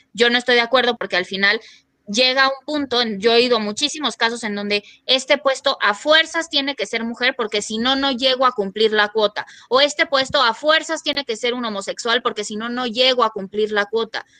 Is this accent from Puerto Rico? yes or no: no; Mexico; soy una feminista mexicana